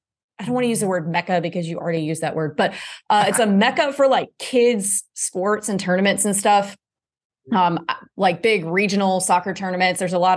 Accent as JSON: {"language": "English", "region": "Southeast", "country": "United States", "tie": "born or raised there", "said": "growing up in the Southeast"}